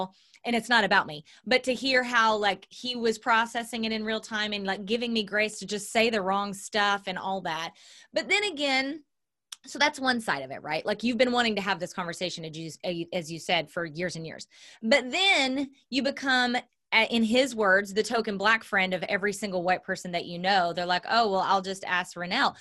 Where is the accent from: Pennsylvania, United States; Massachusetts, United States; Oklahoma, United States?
Oklahoma, United States; Southern; I was raised Southern Baptist in Southern Oklahoma